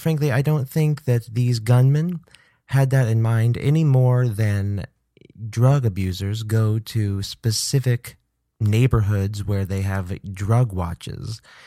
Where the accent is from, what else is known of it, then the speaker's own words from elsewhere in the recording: Kansas City, United States; moved away as an adult; also born or lived in Indiana; My elementary school was in Kansas. I grew up in Kansas City. I went to school there for my first 18 years of life, then went to college in Indiana.